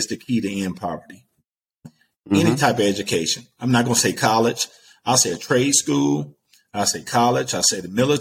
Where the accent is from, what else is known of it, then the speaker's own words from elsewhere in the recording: Detroit, Michigan, United States; growing up in Detroit, Michigan. You know, I grew up in the hood.